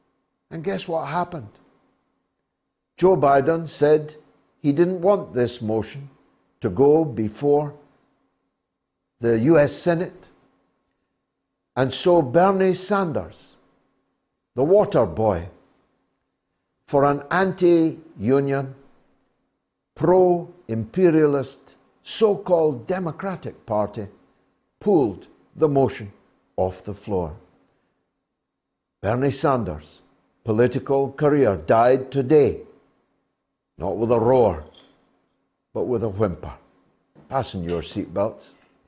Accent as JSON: {"language": "English", "country": "United Kingdom", "said": "who in all weathers, and because we're British, oftentimes in shorts, in sub-zero temperatures, bring your mail to your door every day"}